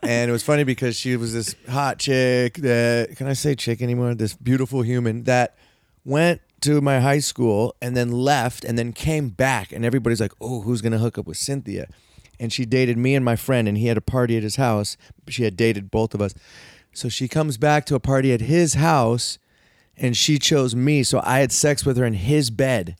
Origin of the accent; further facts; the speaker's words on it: California, United States; I live in California, I'm from California.